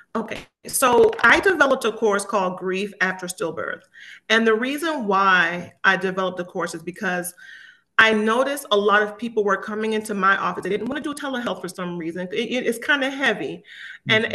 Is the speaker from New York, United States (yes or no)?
no; Miami, Florida, United States; moved away as an adult; also born or lived in Jamaica; now in Georgia, United States; I was born in Jamaica and I moved here as a very young child moved to Miami, Florida